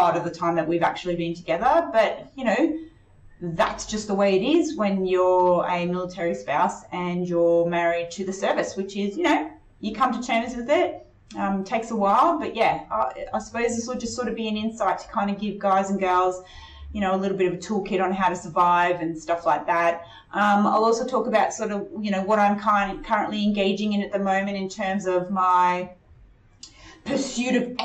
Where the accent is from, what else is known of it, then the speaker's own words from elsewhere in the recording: North Queensland, Australia; also born or lived in Chile; I grew up in North Queensland and went to primary school, high school and university there